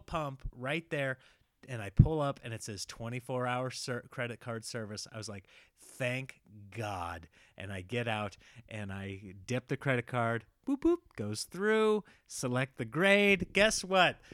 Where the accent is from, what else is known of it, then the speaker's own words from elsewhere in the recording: Midwest, United States; now in California, United States; I grew up here in the Midwest